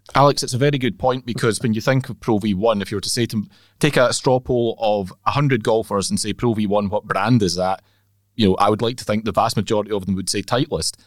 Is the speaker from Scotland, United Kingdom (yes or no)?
yes; Northern Isles, Scotland, United Kingdom; moved away; Growing up in the islands, albeit I didn't grow up in the Western Isles where it's prominent, I grew up in the Northern Isles